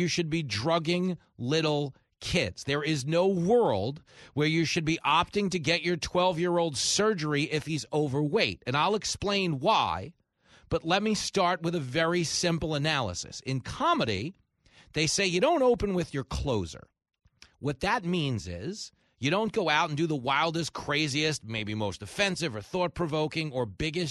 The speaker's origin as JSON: {"language": "English", "region": "East Coast", "country": "United States", "tie": "born or raised there", "said": "I grew up on the East Coast"}